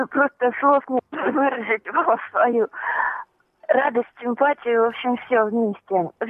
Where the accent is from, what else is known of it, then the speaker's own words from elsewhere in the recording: Moscow, Russia; поскольку как, как москвичка я неравнодушна к своей любимой Москве